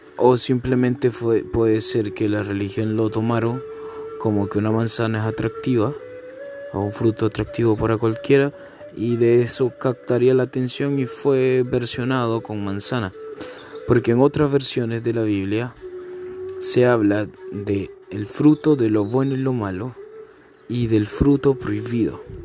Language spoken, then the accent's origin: Spanish; Venezuela; moved away; mi país natal, Venezuela. Digamos que cuando todo empezó yo era un niño